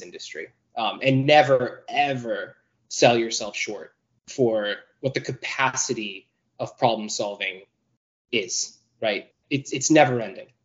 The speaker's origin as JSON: {"language": "English", "region": "New York", "country": "United States", "tie": "born or raised there", "said": "I actually grew up in New York, but my family is from New England"}